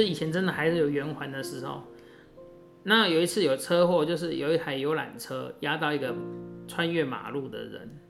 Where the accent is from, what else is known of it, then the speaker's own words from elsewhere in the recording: Taiwan; 我们台湾人